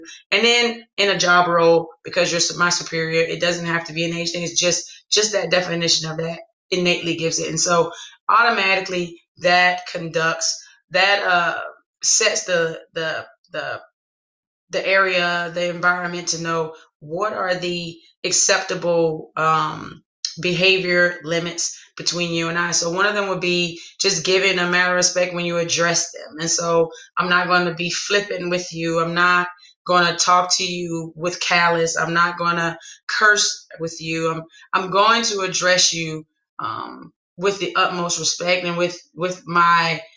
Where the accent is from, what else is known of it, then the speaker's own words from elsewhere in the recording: the South, United States; I'm from the South.